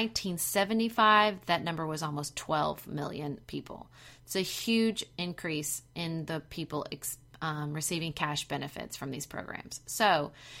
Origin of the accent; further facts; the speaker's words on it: Paducah, Kentucky, United States; my hometown of Paducah, Kentucky